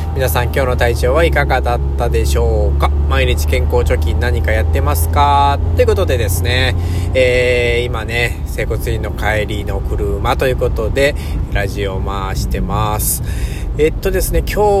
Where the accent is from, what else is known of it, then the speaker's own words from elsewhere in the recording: Japan; 自分のふるさとというか、自分の生まれ故郷ですから、生まれた国